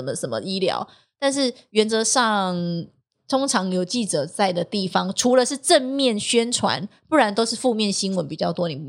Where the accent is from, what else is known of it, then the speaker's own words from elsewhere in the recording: southern Taiwan, Taiwan; accent: southern Taiwanese; 因为他觉得我的口音很怪，嗯、南部腔很浓。